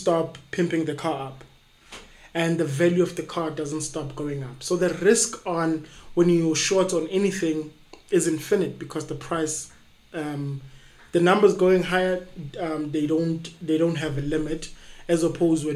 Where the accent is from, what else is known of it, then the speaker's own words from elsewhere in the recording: East Rand, Gauteng, South Africa; I'm from the East Rand.